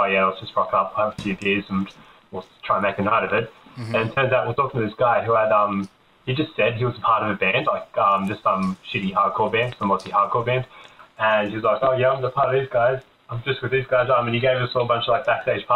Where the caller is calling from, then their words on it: Sydney, New South Wales, Australia; I'm calling from Sydney, Australia